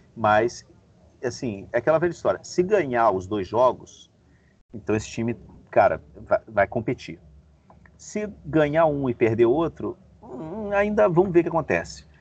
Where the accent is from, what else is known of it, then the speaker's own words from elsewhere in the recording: Rio de Janeiro, Brazil; also born or lived in Beirut; now in Madrid, Spain; sou do Rio de Janeiro, cara, morei em Beirute e, e moro em Madrid